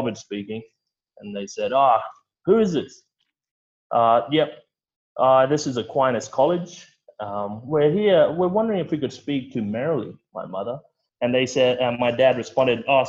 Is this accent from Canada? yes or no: no; Broome, Western Australia, Australia; moved away; growing up in Broome